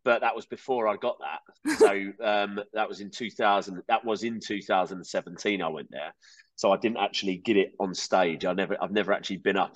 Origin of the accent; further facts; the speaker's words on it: Kent, South East England, United Kingdom; I grew up in Kent, in England